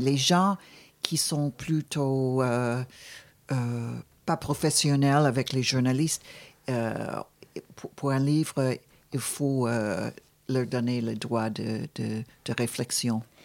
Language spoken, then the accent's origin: French; Buffalo, New York, United States; moved away; quand j'étais jeune, j'étais dans une ville qui s'appelle Buffalo